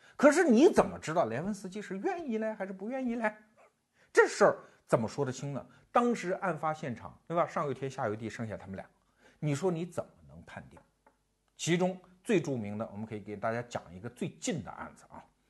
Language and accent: Chinese; China; 我们中国人现在日常生活中每天都有可能见到这位丁公宝